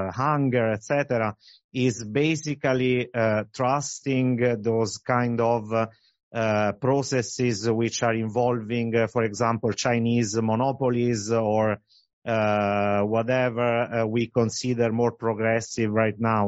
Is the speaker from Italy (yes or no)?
yes; Italy; I'm from Italy.